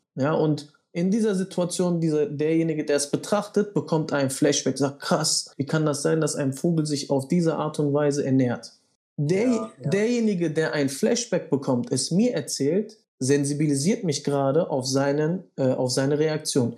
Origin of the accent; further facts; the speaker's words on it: Bielefeld, North Rhine-Westphalia, Germany; Ich komme aus Bielefeld